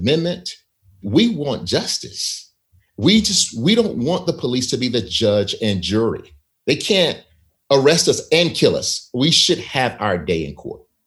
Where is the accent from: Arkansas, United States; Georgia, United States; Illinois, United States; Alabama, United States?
Alabama, United States; Selma; my hometown of Selma, Alabama